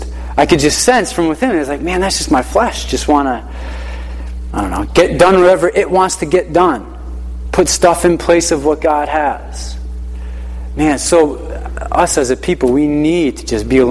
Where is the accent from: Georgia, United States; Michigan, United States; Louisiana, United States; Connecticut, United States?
Connecticut, United States; Hartford; So we grew up in the Hartford area, and we would travel down to church in Uncasville